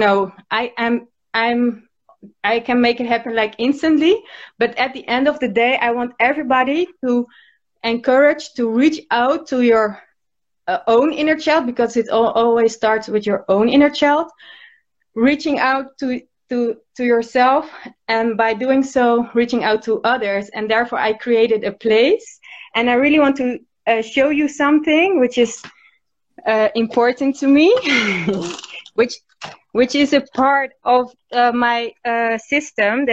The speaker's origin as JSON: {"language": "English", "town": "Rotterdam", "region": "South Holland", "country": "Netherlands", "said": "I'm from Rotterdam, Holland."}